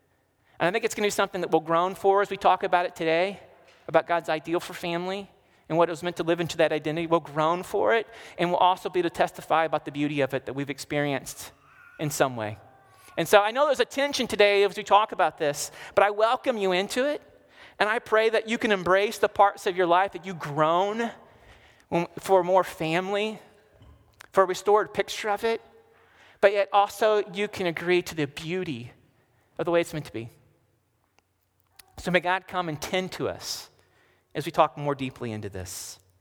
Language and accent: English; Ireland; I'm Irish